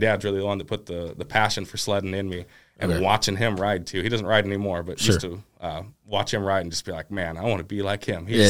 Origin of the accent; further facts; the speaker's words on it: Milton-Freewater, Oregon, United States; Yeah, so I'm from Milton Freewater, Oregon, about an hour away from here.